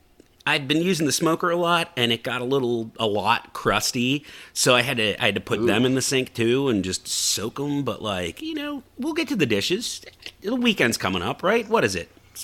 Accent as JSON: {"language": "English", "region": "Texas", "country": "United States", "said": "I'm Texan through and through, all the way down to the bottom of my boots, because we wear boots in Texas."}